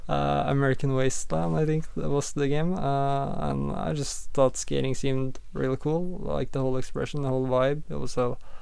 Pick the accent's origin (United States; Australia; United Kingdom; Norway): Norway; Sandefjord, Vestfold; I grew up in uh, in Sandefjord, uh, currently where I'm living as well, uh, in in Norway